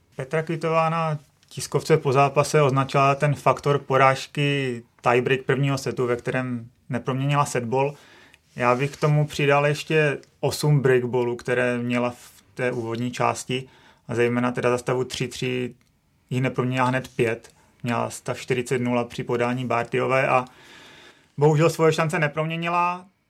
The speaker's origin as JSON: {"language": "Czech", "country": "Czechia", "said": "jsme Češi"}